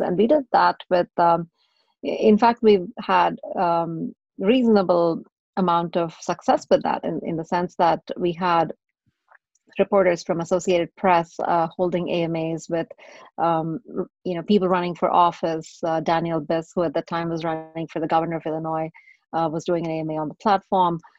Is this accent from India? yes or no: yes; Chennai, Tamil Nadu, India; moved away as an adult; also born or lived in Texas, United States; now in United States; I was born and raised in India. And for the better part of my teenage years and, and stuff, I grew up in South India in a city that it's now called Chennai